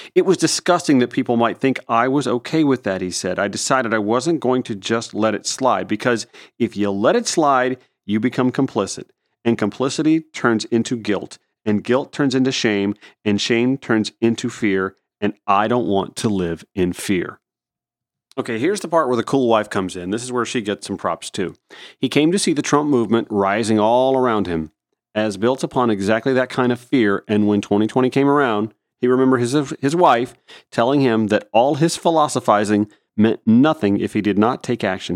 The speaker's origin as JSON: {"language": "English", "town": "Grovetown", "region": "Georgia", "country": "United States", "tie": "born or raised there", "said": "I grew up in the Harlem and Grove Town, Georgia area, in rural-ish, suburban-ish Columbia County outside Augusta"}